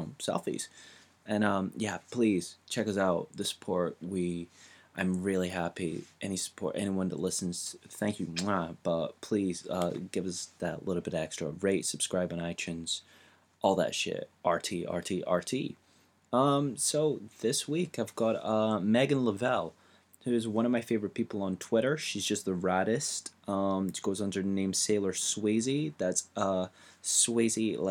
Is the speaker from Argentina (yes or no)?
no; Glasgow, Scotland, United Kingdom; moved away as an adult; now in England; as a Glaswegian